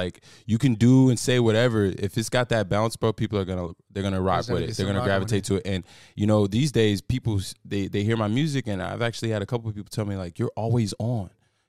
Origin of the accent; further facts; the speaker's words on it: Palmdale, California, United States; moved away; also born or lived in Las Vegas; just Arkansas for about a month, but I'm originally from Palmdale, California.